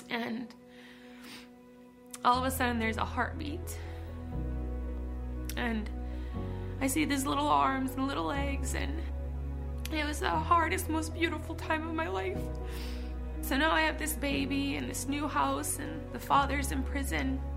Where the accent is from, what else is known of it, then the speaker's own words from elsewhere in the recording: Jim Falls, Wisconsin, United States; I was born and raised in Jim Falls